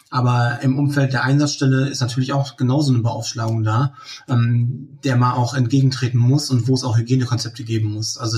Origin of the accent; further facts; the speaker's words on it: Leer, Lower Saxony, Germany; Ich komme ähm, aus dem Landkreis Leer, aus der Stadt Leer, aus Friesland.